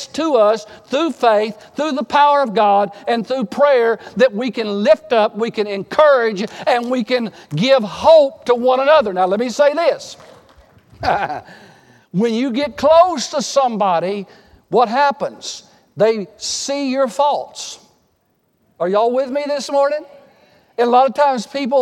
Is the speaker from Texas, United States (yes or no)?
yes; Texas, United States; I grew up in Texas